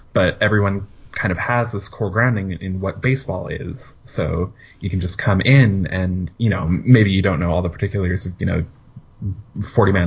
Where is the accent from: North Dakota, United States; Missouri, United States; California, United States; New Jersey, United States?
California, United States; Orange County area, Southern; also born or lived in San Diego; I'm from Southern California, kind of Orange County area